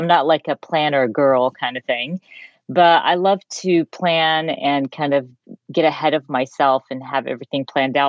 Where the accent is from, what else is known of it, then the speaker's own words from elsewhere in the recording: Georgia, United States; moved away; also born or lived in Jordan; I was raised in Georgia, but also raised in the Middle East. So at a certain point of my life, my parents moved to Jordan and we lived there for a few years